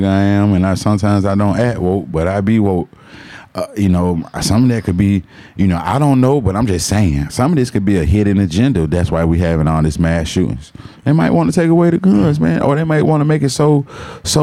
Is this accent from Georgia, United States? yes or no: yes; Atlanta, Georgia, United States; growing up in Atlanta